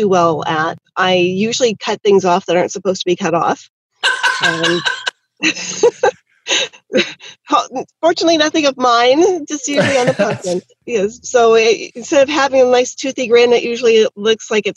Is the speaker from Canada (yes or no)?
yes; Canada; I am definitely from Canada, yes. Born and bred